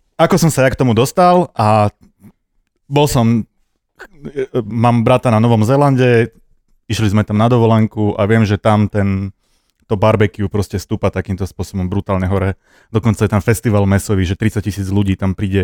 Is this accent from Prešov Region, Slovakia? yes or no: no; Prievidza, Trenčín Region, Slovakia; do škôlky som chodil do Prievidze, lebo som